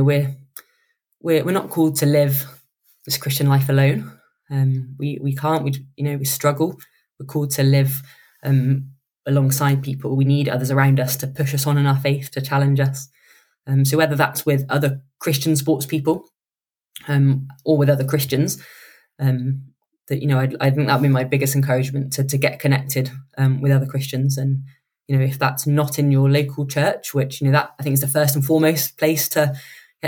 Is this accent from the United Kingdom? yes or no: yes; United Kingdom; we're quite British